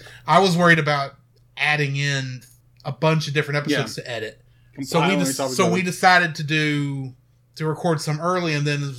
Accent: Texas, United States; we're from Texas

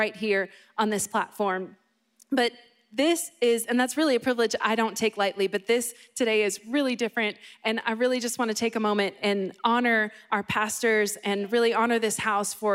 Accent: Boston, Massachusetts, United States; I grew up in Boston and not in Florida

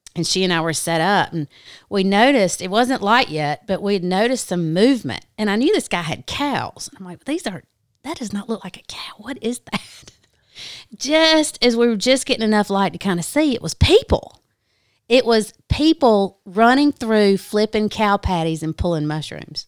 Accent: South Carolina, United States; I grew up in South Carolina. Obviously, I'm from the South.

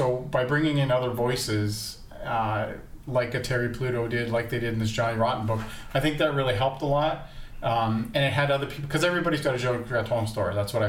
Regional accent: Kitchener, Ontario, Canada; I grew up in Kitchener

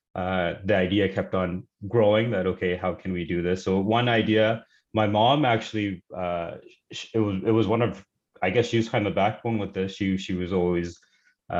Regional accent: Surrey, British Columbia, Canada; also born or lived in Pakistan / Los Angeles, California; we've been in Surrey, BC, since 1998. So basically, grown up in Surrey.

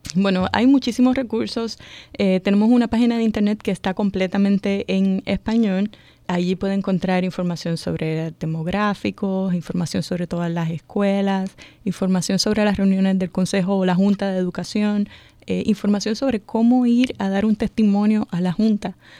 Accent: Puerto Rico; moved away as an adult; now in Montgomery County, Maryland, United States; yo soy de Puerto Rico. Ya. Eh, en Puerto Rico eh, siempre trabajaba en el área de educación superior

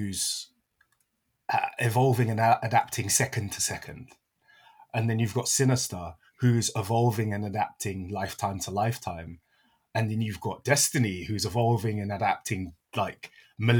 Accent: United Kingdom; as a British person

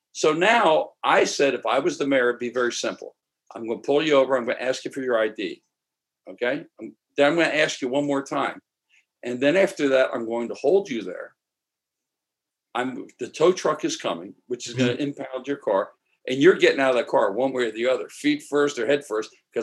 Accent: Philadelphia, Pennsylvania, United States; also born or lived in Maryland; now in Los Angeles, United States; I'm from Maryland originally. Well, my mother got remarried and moved to Philadelphia. So I would say probably my musical roots are more in Philadelphia

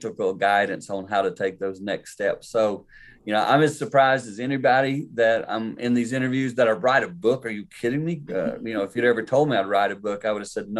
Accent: the Carolinas, United States; I grew up in the Carolinas

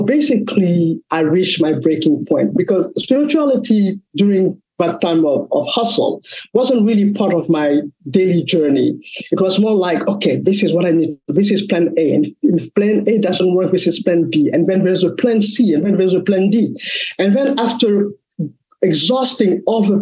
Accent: Mali; moved away as an adult; now in United States; I am originally from West Africa, Mali

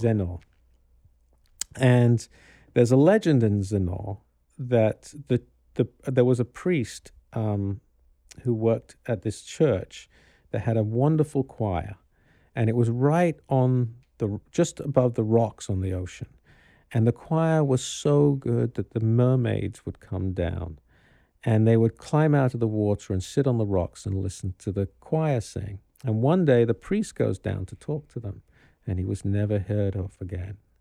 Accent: Kano, Kano State, Nigeria; moved away; also born or lived in London; I grew up in Carnu

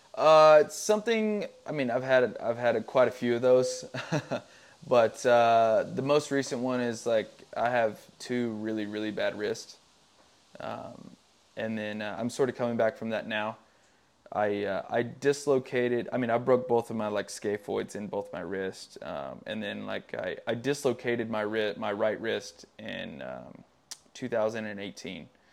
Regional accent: Tennessee, United States; moved away as an adult; it's a great place to grow up. I grew up in the middle of nowhere, super small town

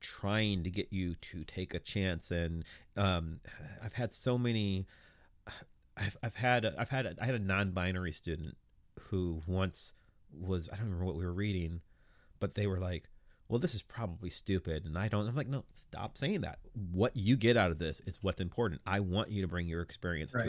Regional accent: United States; being an American

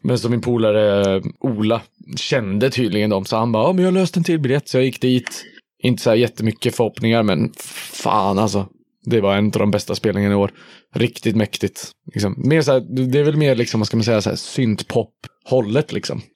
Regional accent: Hudiksvall, Gävleborg County, Sweden; also born or lived in Stockholm; now in Gothenburg, Sweden; jag växte upp i Hudiksvall

